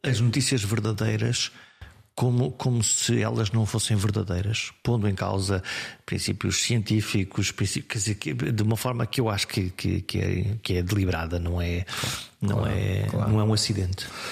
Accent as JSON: {"language": "Portuguese", "town": "Viana do Castelo", "region": "Norte", "country": "Portugal", "tie": "born or raised there", "said": "a minha terra é Viana do Castelo"}